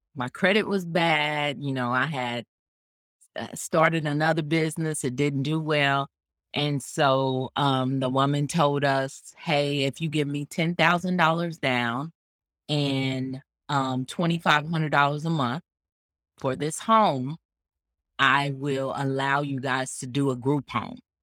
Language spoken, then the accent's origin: English; Kansas City, Missouri, United States; now in Phoenix, United States; I'm from originally, I'm from the Midwest. I'm from, uh, Kansas City, Missouri.